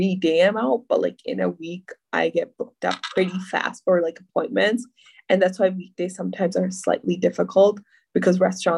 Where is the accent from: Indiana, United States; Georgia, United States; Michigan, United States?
Michigan, United States; Dearborn Heights; also born or lived in Pakistan; when we came, we were like living in Dearborn Heights